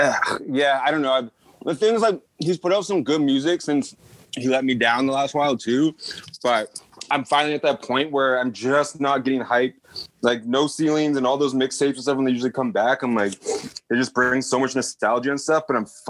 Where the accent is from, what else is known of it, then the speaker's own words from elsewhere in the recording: Canada; I'm a nigga from Canada, too.